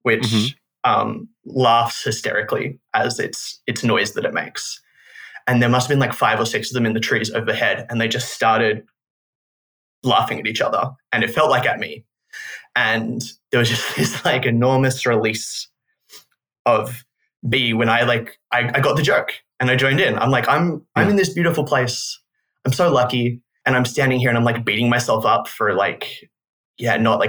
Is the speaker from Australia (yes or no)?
yes; Melbourne, Victoria, Australia; I'm from Naarm or Melbourne in Australia